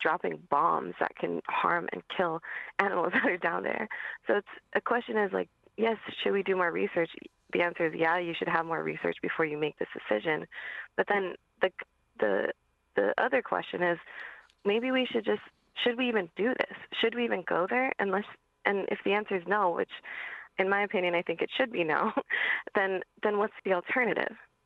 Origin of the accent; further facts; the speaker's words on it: Hawaii, United States; I'm from Hawaii